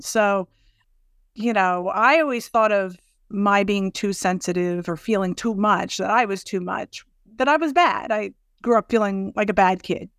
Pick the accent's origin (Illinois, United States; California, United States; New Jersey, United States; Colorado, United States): New Jersey, United States; Southern; I'm from Southern New Jersey.